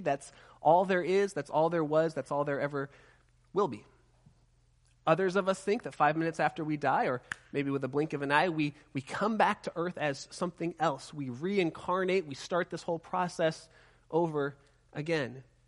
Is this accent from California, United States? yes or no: yes; Southern California, United States; I'm from Southern California